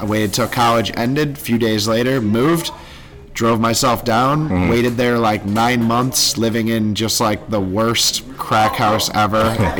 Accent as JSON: {"language": "English", "town": "Buffalo", "region": "New York", "country": "United States", "tie": "born or raised there", "said": "I'm born and raised in Buffalo, New York."}